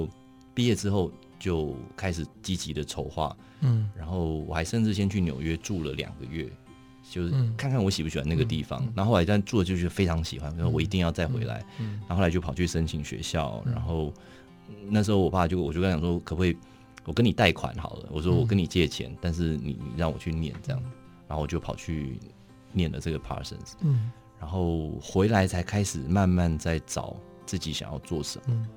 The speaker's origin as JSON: {"language": "Chinese", "region": "Taipei", "country": "Taiwan", "tie": "born or raised there", "said": "我从小都在台北长大，"}